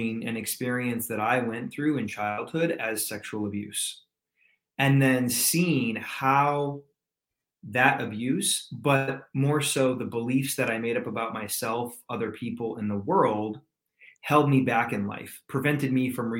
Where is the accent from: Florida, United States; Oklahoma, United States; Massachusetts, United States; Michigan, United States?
Michigan, United States; also born or lived in California; now in Atlanta, United States; I'm originally from Michigan, believe it or not, but I reside in Atlanta, Georgia these days